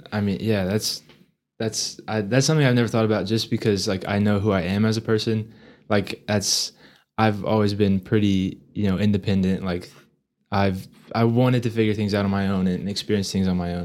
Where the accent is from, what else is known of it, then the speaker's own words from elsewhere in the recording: Amarillo, Texas, United States; growing up in Amarillo